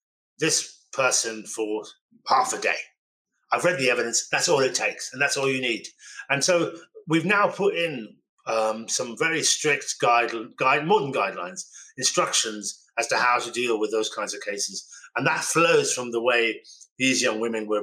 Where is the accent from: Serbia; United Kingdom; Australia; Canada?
United Kingdom; Birmingham, West Midlands; I was born in Birmingham